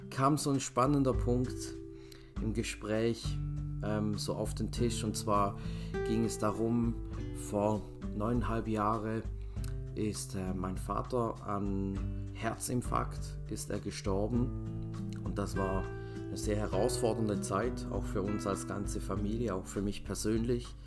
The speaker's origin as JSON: {"language": "German", "country": "Switzerland", "tie": "born or raised there", "said": "aus der Schweiz. Ich bin gerade auf Heimaturlaub hier, wo ich aufgewachsen bin."}